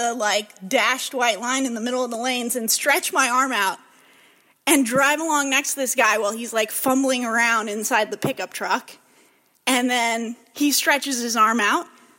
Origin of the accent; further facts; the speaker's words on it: Savannah, Georgia, United States; I'm from Savannah, Chatham County.